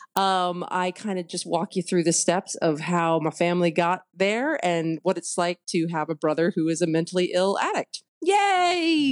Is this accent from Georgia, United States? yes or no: no; Houston, Texas, United States; moved away; growing up in West Houston